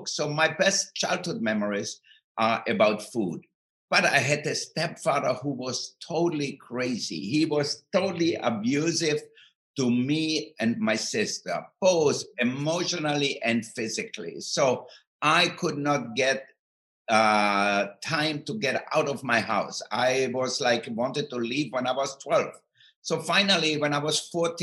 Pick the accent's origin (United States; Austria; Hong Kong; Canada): Austria; moved away; I grew up in Austria, in the southern part of Austria, near Italy and Slovenia